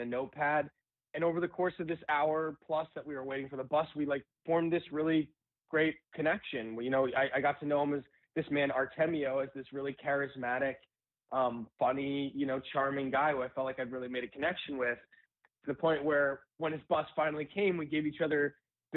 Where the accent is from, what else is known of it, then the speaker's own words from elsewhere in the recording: New York City, New York, United States; moved away as an adult; now in Los Angeles, United States; I actually grew up in New York City. I was there pretty much my whole life other than coming here about 9 years ago.